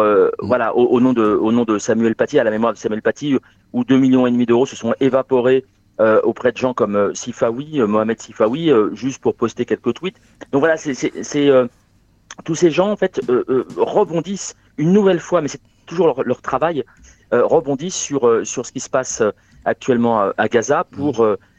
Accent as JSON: {"language": "French", "town": "Asnières-sur-Seine", "region": "Île-de-France", "country": "France", "tie": "born or raised there", "also_born_or_lived": "Gennevilliers / Saint-Denis", "moved": "yes", "said": "je suis né, euh, Alors, alors je suis parisien, euh, je, suis né euh, à Agnières dans les Hauts-de-Seine"}